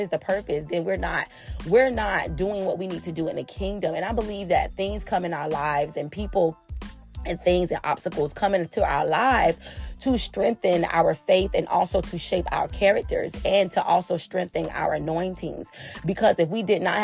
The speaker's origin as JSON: {"language": "English", "region": "Florida", "country": "United States", "said": "I'm from Florida"}